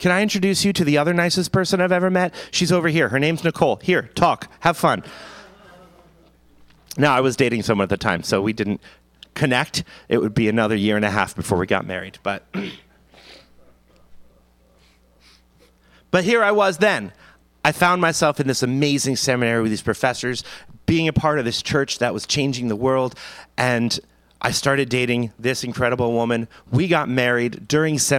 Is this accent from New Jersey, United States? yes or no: yes; New Jersey, United States; now in Pottstown, United States; I'm from Jersey